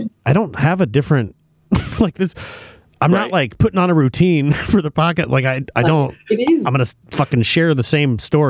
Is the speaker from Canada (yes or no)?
no; Australia; This is a guaranteed way to get a dose of humility as an Australian.